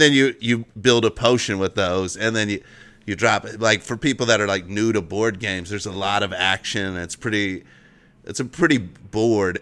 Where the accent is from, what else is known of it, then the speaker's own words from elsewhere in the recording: Cincinnati, United States; also born or lived in Northern Kentucky; I'm from Cincinnati, the, or Northern Kentucky, but it's right across the, the same area